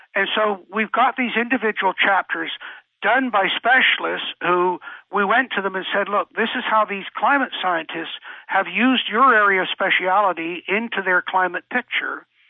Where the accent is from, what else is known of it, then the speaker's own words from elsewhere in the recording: England, United Kingdom; moved away; me growing up in England